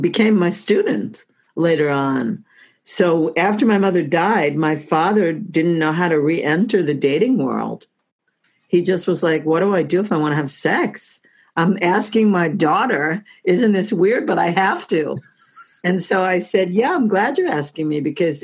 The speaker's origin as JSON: {"language": "English", "town": "Oceanside", "region": "New York", "country": "United States", "tie": "born or raised there", "also_born_or_lived": "Brooklyn, New York / Washington, D.C.", "moved": "as an adult", "said": "I was born in Brooklyn. I was raised on Long Island, Oceanside"}